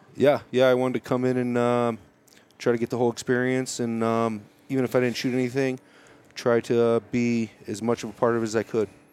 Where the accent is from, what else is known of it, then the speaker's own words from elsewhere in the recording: Chicago, Illinois, United States; moved away as an adult; now in Colorado, United States; I grew up in uh, Chicago, uh, moved to Colorado in '99 for college